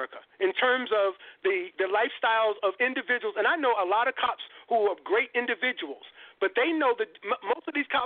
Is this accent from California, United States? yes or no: no; Long Island, New York, United States; moved away; I'm from Long Island